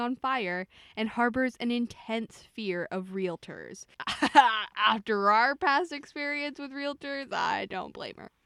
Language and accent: English; the South, United States; I'm from the South